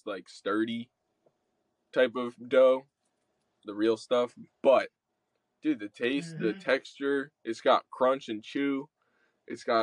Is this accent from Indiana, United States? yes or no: no; Atlantic Highlands, New Jersey, United States; I'm from Atlantic Highlands